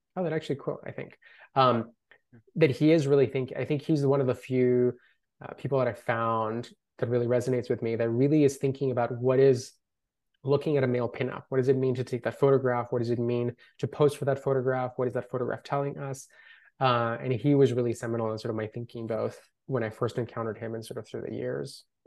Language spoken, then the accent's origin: English; Colombia; first language Spanish; English is a second language; now in Los Angeles, United States; I grew up in Colombia